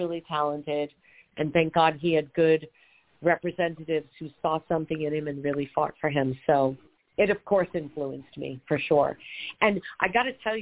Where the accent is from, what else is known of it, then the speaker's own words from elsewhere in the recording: Long Island, New York, United States; I grew up on Long Island in New York